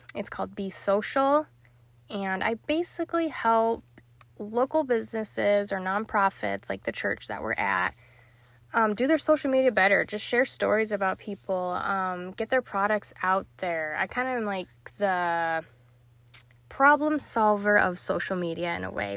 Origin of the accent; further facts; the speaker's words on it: Salt Lake City, Utah, United States; moved away as an adult; also born or lived in Missouri / Florida; now in Ohio, United States; I'm originally from Salt Lake City, born and raised there